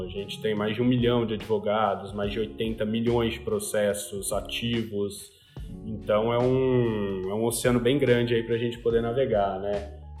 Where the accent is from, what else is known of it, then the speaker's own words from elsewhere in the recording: Ribeirão Preto, São Paulo, Brazil; moved away as an adult; para Ribeirão Preto, minha cidade natal, para morar com os meus pais